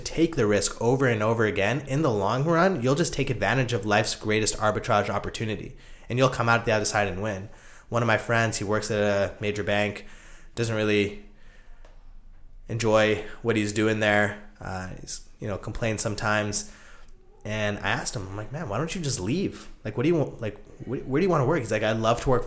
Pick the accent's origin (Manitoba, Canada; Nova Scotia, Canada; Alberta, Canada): Alberta, Canada; Calgary; now in Toronto, Canada; I'm from Calgary, and I spent the last, you know, couple of years in Toronto